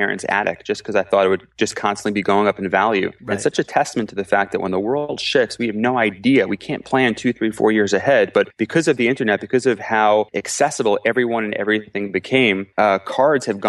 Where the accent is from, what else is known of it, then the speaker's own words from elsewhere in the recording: Cedarhurst, New York, United States; moved away as an adult; also born or lived in Newport News, Virginia / Silver Spring, Maryland; now in Israel; I grew up in Cedarhurst, Long Island in the Five Towns